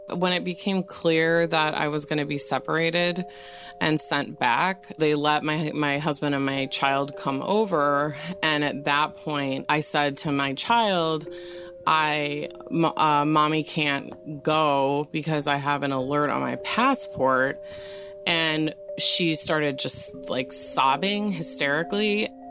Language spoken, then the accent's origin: English; Wisconsin, United States; I was born and raised in Wisconsin, and I am of Irish Italian ancestry